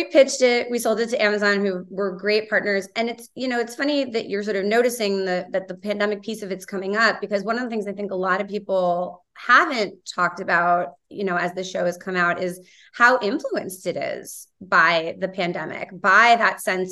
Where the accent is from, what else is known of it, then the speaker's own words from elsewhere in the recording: New York, United States; moved away as an adult; now in Los Angeles, United States; I grew up in Midtown